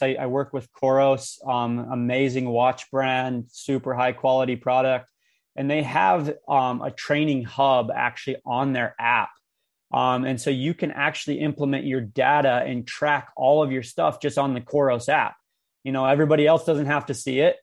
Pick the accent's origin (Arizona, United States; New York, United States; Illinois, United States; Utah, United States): Utah, United States; Cedar City; my hometown in Cedar City